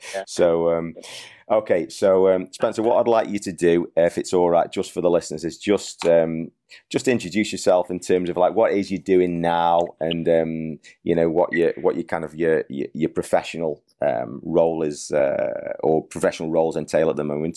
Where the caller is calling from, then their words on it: Bangladesh; I'm ringing from Bangladesh